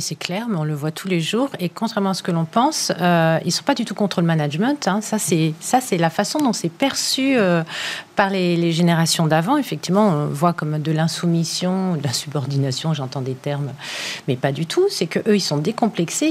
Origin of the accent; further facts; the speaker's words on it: France; chez nous en France